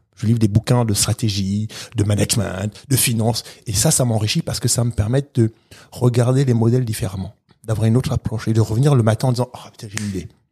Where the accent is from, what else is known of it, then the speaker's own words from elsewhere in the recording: Gabon; now in France; Moi, je suis né au Gabon, d'un pays qui fait moins de 2 millions d'habitants.